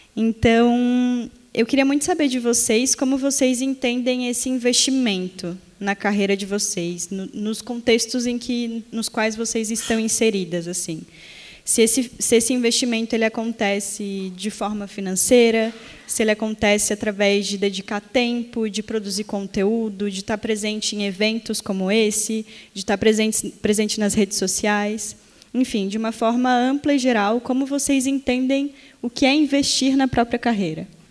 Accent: Florianópolis, Balneário Camboriú, Santa Catarina, Brazil; somos de Florianópolis, Balneário Camboriú

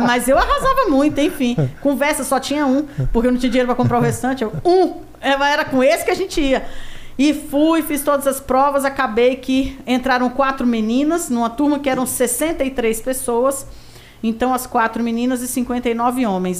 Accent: Brasília, Federal District, Brazil; Eu sou candanga, realmente nascida e criada em Brasília.

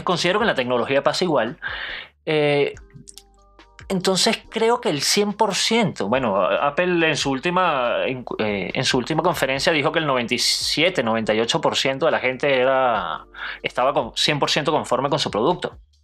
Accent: Venezuela; born or raised there

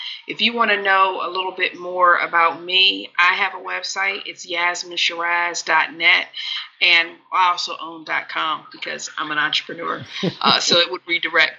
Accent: Delaware, United States; I grew up in Delaware

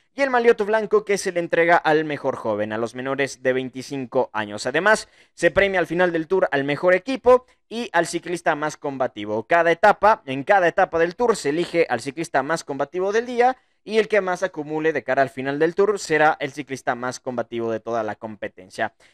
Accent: Ecuador; soy ecuatoriano

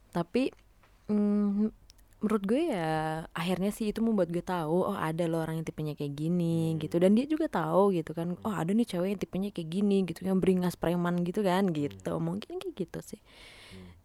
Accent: Central Java, Indonesia; dia itu asalnya dari daerah gue maksudnya dari dari Jawa gitu dari dari daerah Soloan gitu

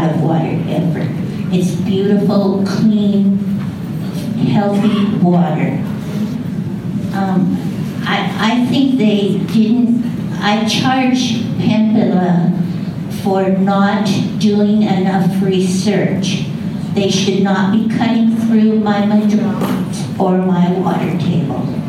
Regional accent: Myrtle Creek, Oregon, United States; I'm from Myrtle Creek. I'm 3 miles out of town on South Myrtle

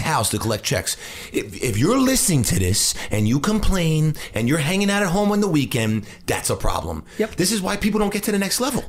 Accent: New Hyde Park, New York, United States; I grew up in New Hyde Park in, on Long Island

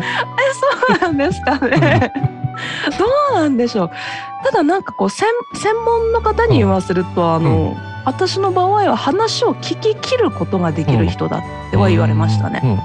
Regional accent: Iwate, Japan; now in Kitaakita, Japan; 私岩手県出身なので。うん、なので県外から来て

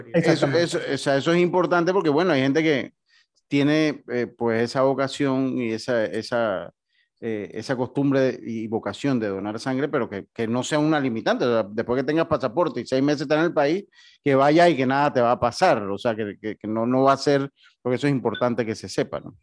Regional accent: Panama

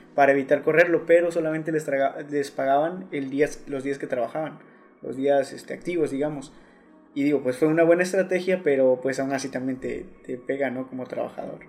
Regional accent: Mexico; como mexicanos más que nada sabemos salir adelante

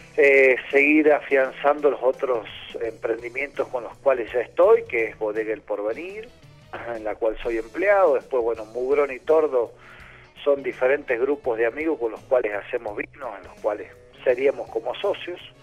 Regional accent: Media Agua, San Juan, Argentina; moved away; also born or lived in Salta; yo nací en Mediagua, en San Juan, en medio de un viñedo

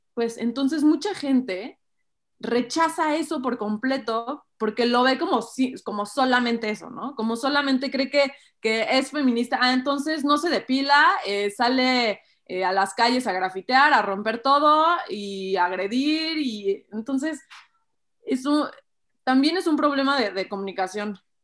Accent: Mexico; como sociedad mexicana

